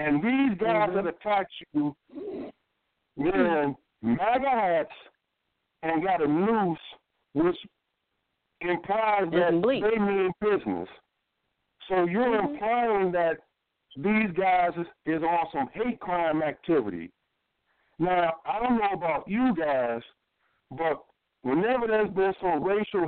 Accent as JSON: {"language": "English", "town": "Chicago", "region": "Illinois", "country": "United States", "tie": "born or raised there", "said": "I'm born and raised in Chicago, from Chicago."}